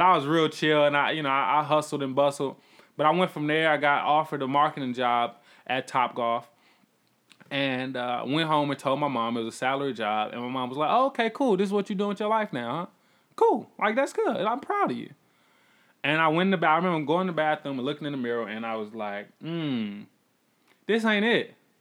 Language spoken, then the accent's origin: English; College Park, Georgia, United States; also born or lived in Atlanta; I come from College Park